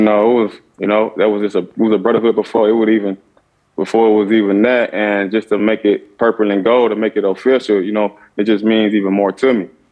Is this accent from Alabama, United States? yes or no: no; Clarksdale, Mississippi, United States; also born or lived in Arizona; I grew up in Clarksdale, Mississippi